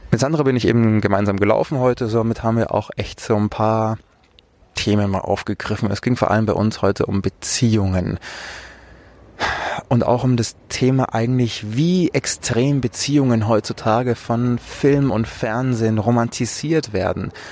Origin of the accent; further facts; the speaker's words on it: Munich, Bavaria, Germany; Ich bin ja auch aus München.